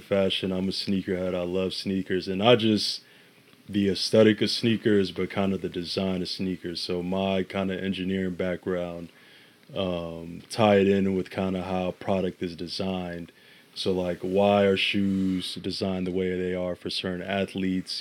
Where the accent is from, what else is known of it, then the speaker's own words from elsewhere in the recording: Chicago, Illinois, United States; also born or lived in Ghana; I was born here, but as a youth, I spent, uh, my, I think, years of two or between two and seven in Ghana. Uh, came back to Chicago, and basically my whole identity is rooted in the city